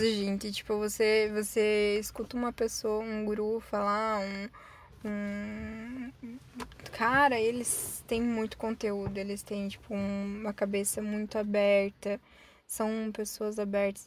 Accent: Curitiba, Paraná, Brazil; a gente sendo curitibano

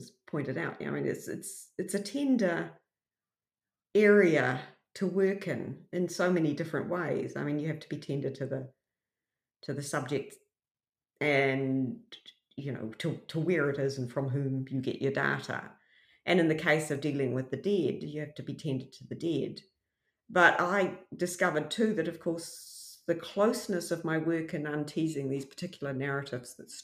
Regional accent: Australia; coming from Australia and like nobody can understand my accent

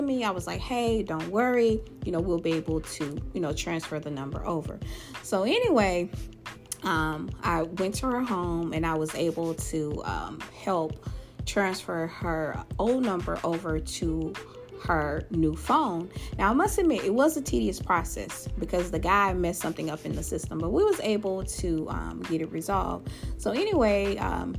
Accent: Louisiana, United States; my home state of Louisiana.

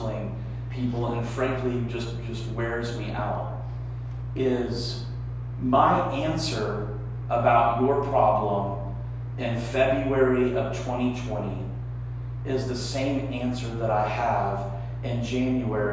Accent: Texas, United States; now in East Liverpool, United States; I'm from Texas

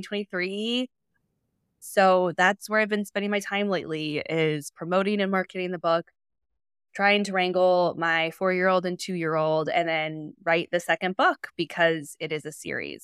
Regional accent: Indianapolis, Indiana, United States; moved away as an adult; also born or lived in Chicago; I live in the suburbs of Indianapolis. I relocated during the pandemic from Chicago to move back home and be close to my family

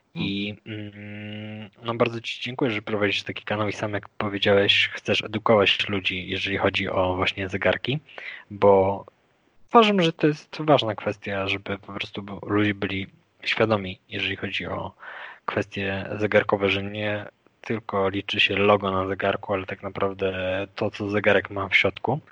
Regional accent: a town near Wrocław, Lower Silesian Voivodeship, Poland; moved away as an adult; now in Kraków, Poland; ja pochodzę z Dolnego Śląska, z mhm. miejscowości pod Wrocławiem

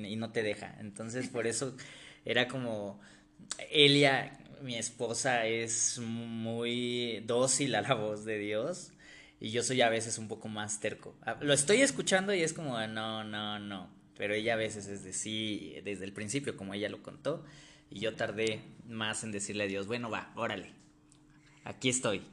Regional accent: Mexico City, Mexico; also born or lived in Ecatepec, State of Mexico; soy de Ciudad de México, aquí nací, toda mi vida he vivido aquí

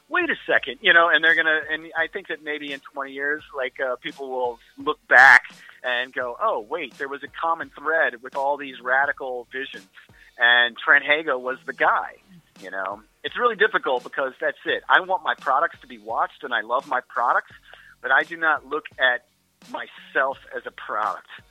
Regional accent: Midwest, United States; I'm from the Midwest.

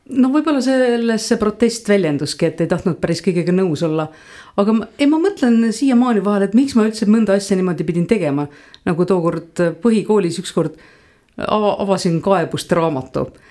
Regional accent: Põltsamaa, Jõgeva County, Estonia; moved away; kust ma olen pärit, siis ma tavaliselt ikkagi jõuan Põltsamaani välja oma jutuga, ma olen eh, käinud siin koolis ja meie pere elas Kaarli mõisas

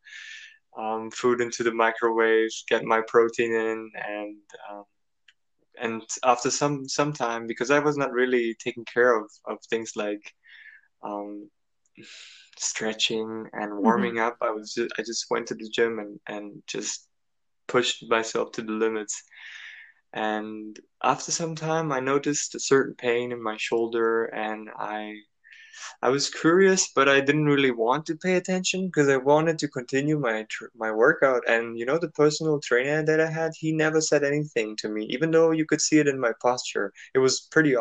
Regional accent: Germany; moved away as an adult; also born or lived in United States; originally I'm from Germany, and I left Germany at the age of 18 and actually 19

